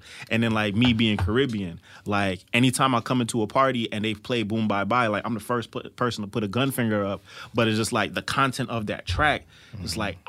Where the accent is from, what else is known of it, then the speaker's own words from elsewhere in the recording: East Coast, United States; I'm from the East Coast